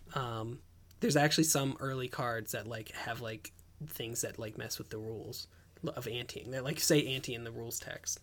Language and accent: English; Ellicott City, Maryland, United States; I grew up in Ellicott City.